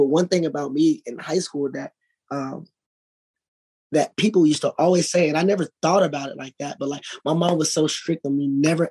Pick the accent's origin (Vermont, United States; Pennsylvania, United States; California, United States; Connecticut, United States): California, United States; Los Angeles; also born or lived in Dallas, Texas / Inglewood / Compton; I moved here when I was 5. So I'm really from